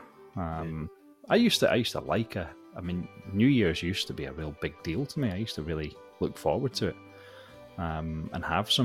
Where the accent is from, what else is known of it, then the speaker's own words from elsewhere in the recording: Scotland, United Kingdom; with me being Scottish, we tend to put the Hogmanay Live on